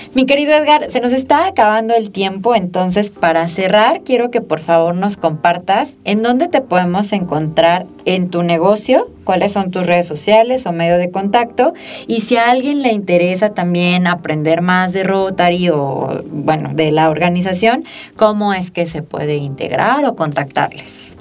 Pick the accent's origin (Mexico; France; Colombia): Mexico; Aguascalientes; also born or lived in Mexico City; Yo tuve la oportunidad de estudiar desde la primaria hasta la maestría y la verdad es que el nivel educativo de las escuelas públicas en Aguascalientes es bastante bueno